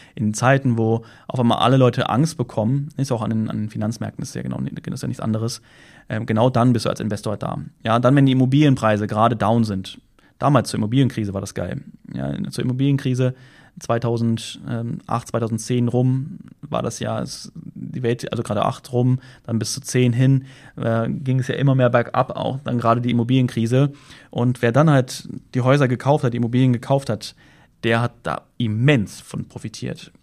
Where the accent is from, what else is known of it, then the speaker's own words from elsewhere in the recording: Germany; moved away; da, wo ich herkomme, Deutschland